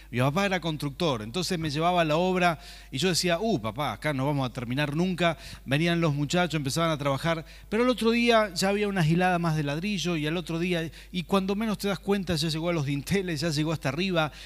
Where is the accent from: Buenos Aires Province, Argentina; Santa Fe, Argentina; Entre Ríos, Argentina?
Santa Fe, Argentina; Rafaela; moved away as an adult; now in San Martín, Argentina; venimos de Santa Fe, ¿verdad? Lo hemos comentado muchas veces, de una ciudad que se llama Rafaela